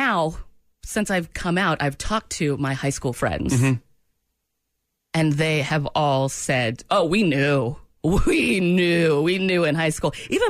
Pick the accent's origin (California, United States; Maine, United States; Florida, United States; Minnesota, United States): Maine, United States; I grew up in Maine.